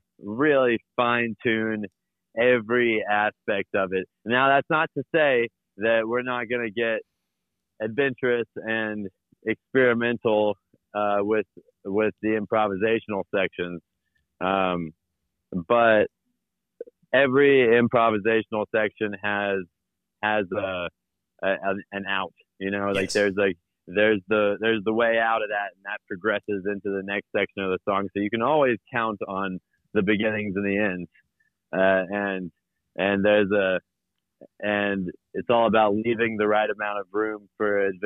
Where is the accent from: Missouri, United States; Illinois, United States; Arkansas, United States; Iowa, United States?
Arkansas, United States; Little Rock; moved away as an adult; now in Fayetteville, United States; I'm from Little Rock originally